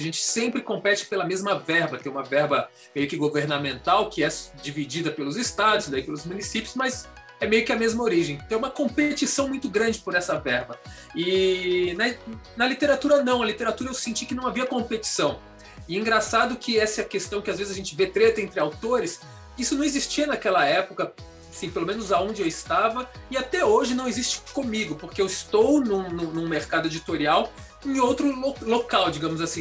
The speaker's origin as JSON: {"language": "Portuguese", "town": "Florianópolis", "region": "Santa Catarina", "country": "Brazil", "also_born_or_lived": "Brasília", "moved": "as an adult", "lives_now": "São Paulo, Brazil", "said": "eu sou de Florianópolis, a gente morava em Florianópolis"}